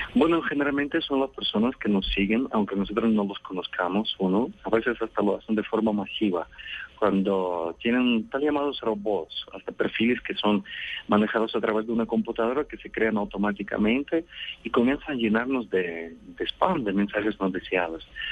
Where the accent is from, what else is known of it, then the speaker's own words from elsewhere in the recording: Russia; moved away; yo creo que ya soy un ciudadano del mundo, pero nací en Rusia